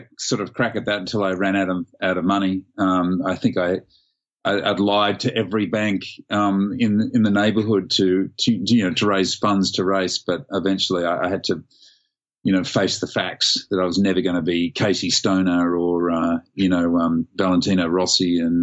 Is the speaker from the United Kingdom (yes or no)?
no; Sydney, New South Wales, Australia; Born and raised in Sydney